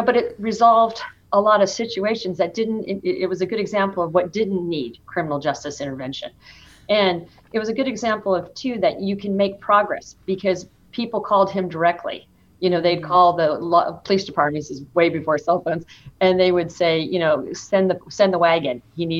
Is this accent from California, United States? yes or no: yes; Stockton, California, United States; Yes, I was born and raised in Stockton, California. I grew up in South Stockton